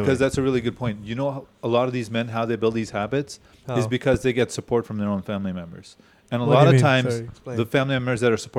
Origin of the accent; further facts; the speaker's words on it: Chicago, Illinois, United States; no, we're from Chicago, I don't know.